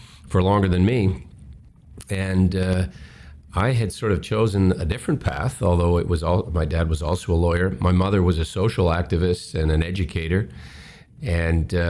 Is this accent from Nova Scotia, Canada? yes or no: yes; Westray mine hometown, Nova Scotia, Canada; Something quite catastrophic happened in my hometown. There was an explosion in a mine, the Westray mine